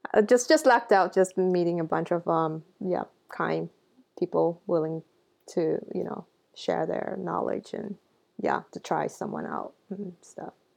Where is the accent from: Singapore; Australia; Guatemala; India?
Singapore; growing up in Singapore